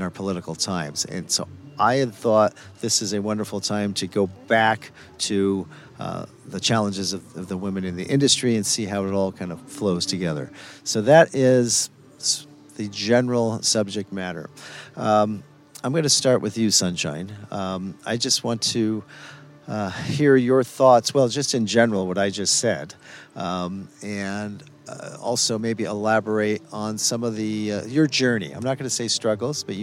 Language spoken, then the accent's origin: English; San Francisco, California, United States; growing up in San Francisco